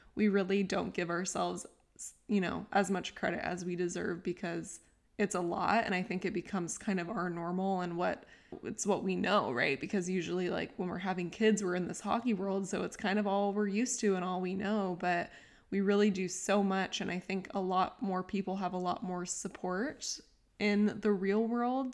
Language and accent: English; San Diego, California, United States; moved away as an adult; I grew up in San Diego my whole life, then I left